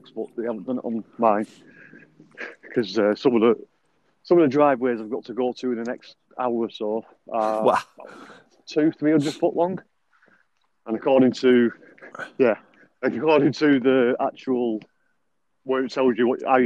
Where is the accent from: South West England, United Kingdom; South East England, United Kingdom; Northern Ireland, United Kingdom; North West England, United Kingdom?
North West England, United Kingdom; Bolton; I'm from Bolton